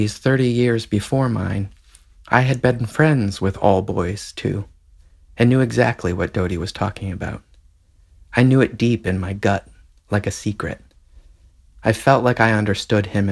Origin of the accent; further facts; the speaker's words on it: the South, United States; I felt I needed to be growing up in the South